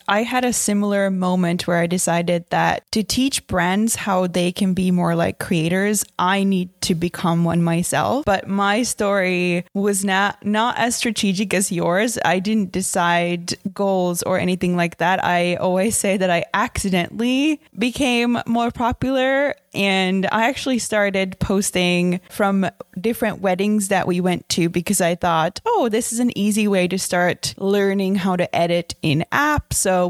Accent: Finland; I'm from Finland

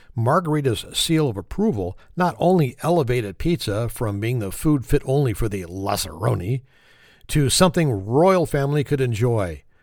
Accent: California, United States; My home state, California

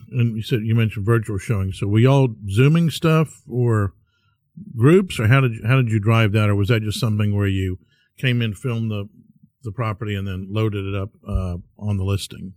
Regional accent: Bellaire, Texas, United States; I grew up in Bel Air

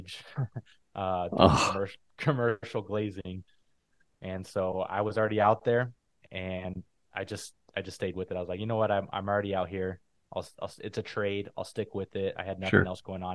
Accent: Phoenix, Arizona, United States; moved away as an adult; also born or lived in San Diego; I grew up in Phoenix, Arizona

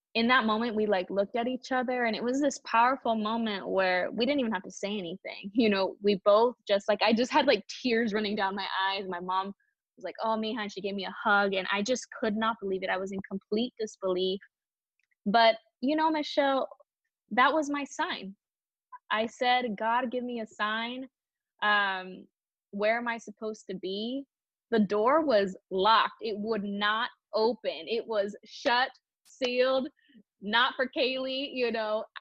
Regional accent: Palm Springs, California, United States; I'm a SoCal girl. I was born and raised in Palm Springs, California. So this is where I've been my whole life.

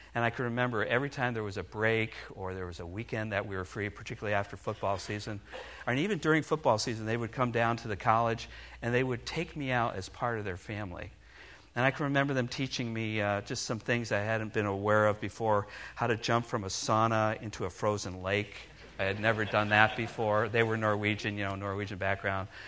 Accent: Milford, Connecticut, United States; moved away as an adult; I spent the first 19 years of my life being born and raised in New England. That's right, I'm a New England boy. In fact, to be exact, I grew up in Milford, Connecticut.

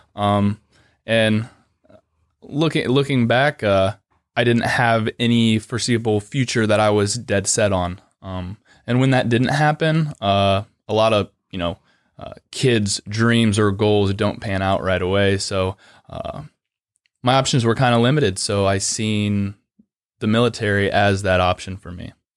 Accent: Lucas, Ohio, United States; originally I'm from a really small town of Lucas, which is just outside of Mansfield

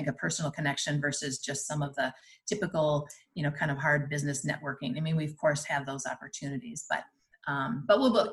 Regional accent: Wayzata, Minnesota, United States; I grew up in Wyzetta, graduated from Wyzetta High School, also married a Wyzetta grad

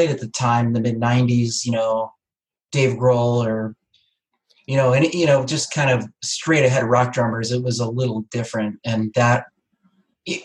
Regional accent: Wilmington, Delaware, United States; also born or lived in Chester County, Pennsylvania / Hanover, New Hampshire; now in Norwich, United States; I grew up in the Wilmington, Delaware, kind of southern Chester County, Pennsylvania area

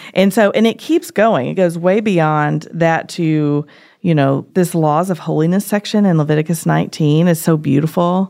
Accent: Tennessee, United States; I'm from Tennessee

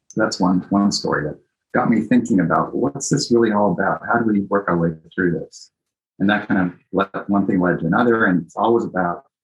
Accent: Japan; also born or lived in Greece / Italy; I grew up in, I was born in Greece. I grew up in Japan and Italy, so all over the place.

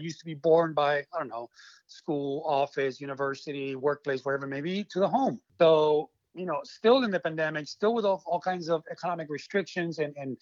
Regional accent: Argentina; moved away as an adult; now in Hawaii, United States; I am originally from Argentina. I moved to Hawaii when I was 20 years old.

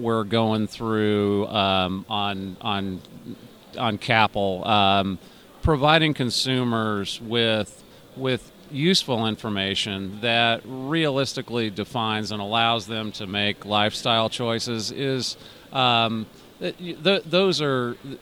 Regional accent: California, United States; I grew up in California

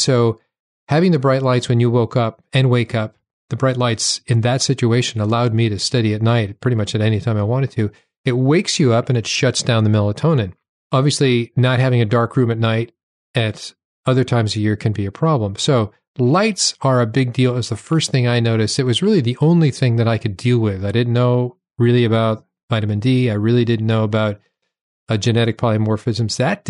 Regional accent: New Hampshire, United States; When I went to medical school in Seattle, I came from New Hampshire.

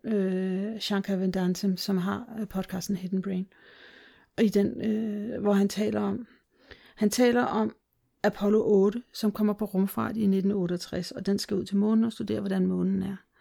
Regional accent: Denmark; moved away; also born or lived in Brazil; vi i glimtvis se os selv som danskere

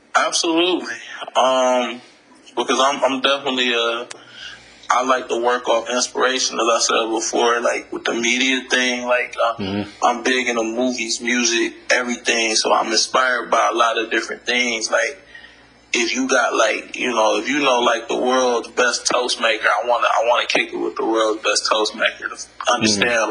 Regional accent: Detroit, Michigan, United States; I grew up, uh, you know, poor, uh, you know, from the bottom. I come from Detroit.

